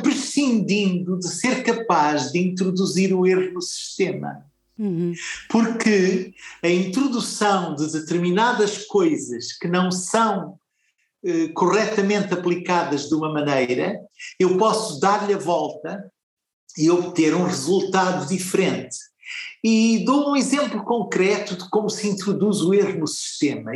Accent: Mozambique; moved away; nasci muito longe daqui, num lugar onde o vento sopra de outra maneira. Na minha terra ganhei a noção que tenho do espaço, da terra, do mar, do verde

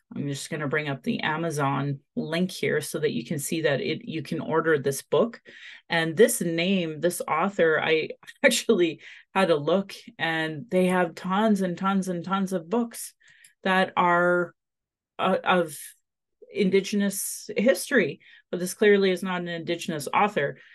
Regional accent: Sylvan Lake, Alberta, Canada; also born or lived in Calgary; I grew up in Sylvan Lake

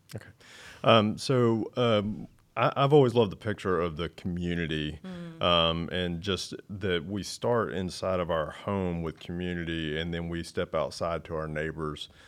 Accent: North Carolina, United States; also born or lived in Charlotte, North Carolina; now in Matthews, United States; I didn't grow up here. I grew up in the oh. mountains

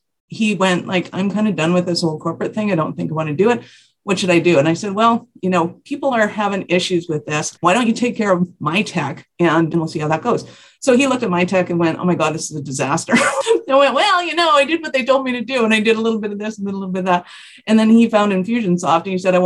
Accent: Calgary, Alberta, Canada; I am from Calgary, Alberta, Canada

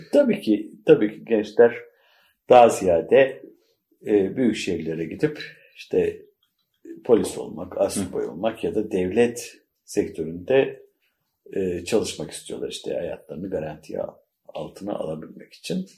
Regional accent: Mudanya, Bursa, Turkey; moved away; Mudanya'nın Si köyünde doğdum, büyüdüm, yetiştim

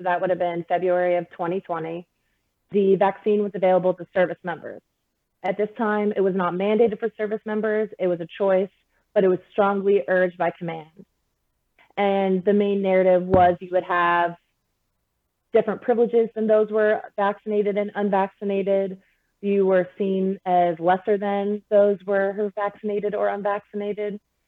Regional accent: United States; the country that I was blessed to be in and the one I was able to be born

